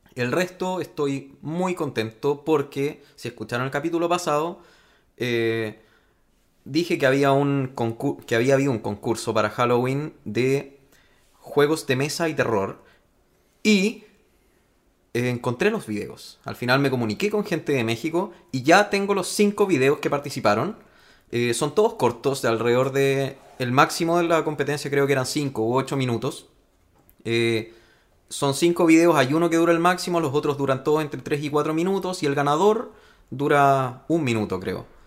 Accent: Chile; accent: Chilean; el esfuerzo que estamos haciendo nosotros al tratar de no hablar tan chileno

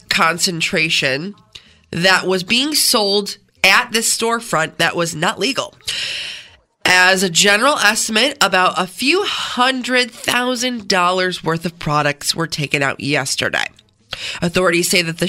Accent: Canandaigua, New York, United States; I grew up in Canandaigua, spent most of my life there

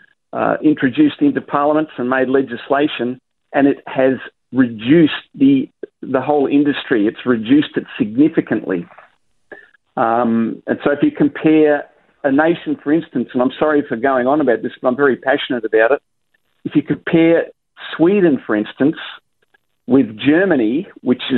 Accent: South Australia, Australia; now in Queensland, Australia; this is my home state, it's a state I still love, obviously, and have lots of friends there

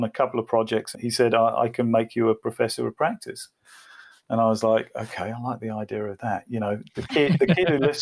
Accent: England, United Kingdom; moved away as an adult; now in Australia; I am English.

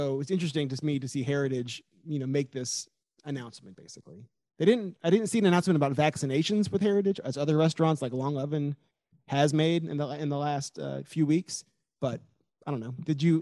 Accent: Richmond, Virginia, United States; I'm from Richmond. I grew up here. I went to Tucker High School.

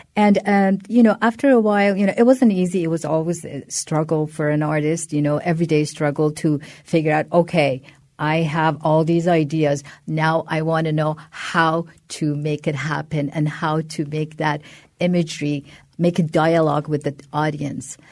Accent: Iran; now in United States; as a person migrated, migrated from another country, you always feel that kind of shift that this is the time that I am Iranian, now I'm American

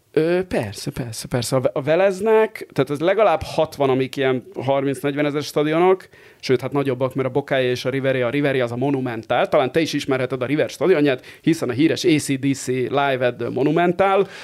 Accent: Barcelona, Catalonia, Spain; now in Hungary; ahol én éltem gyerekként Spanyolországban.

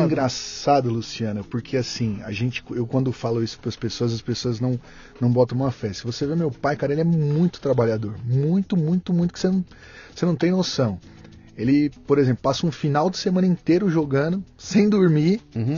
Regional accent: Santo André, São Paulo, Brazil; also born or lived in São Caetano do Sul; Eu sou de Santo André, nasci em São Caetano e moro em Santo André.

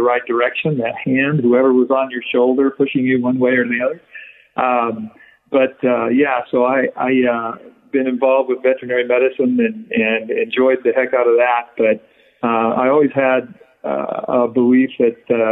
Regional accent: Wyoming, United States; I grew up in Wyoming, which was I was in a ranch and a feedlot

